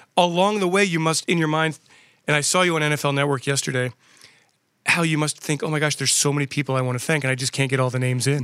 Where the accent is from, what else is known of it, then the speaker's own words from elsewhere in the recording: West Chester, Pennsylvania, United States; a great Eagles fan growing up in Westchester, Pennsylvania